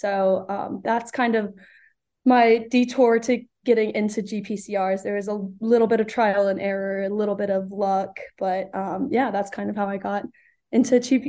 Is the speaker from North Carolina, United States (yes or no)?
yes; Burlington, North Carolina, United States; I grew up in Burlington, North Carolina, so I've been in North Carolina all of my life.